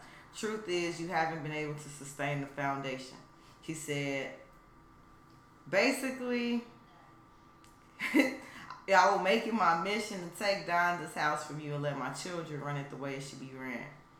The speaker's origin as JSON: {"language": "English", "town": "Chicago", "region": "Illinois", "country": "United States", "said": "We are from Chicago."}